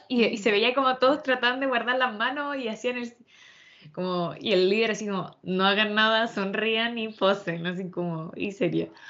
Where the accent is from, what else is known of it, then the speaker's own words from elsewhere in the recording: Chile; como artistas chilenos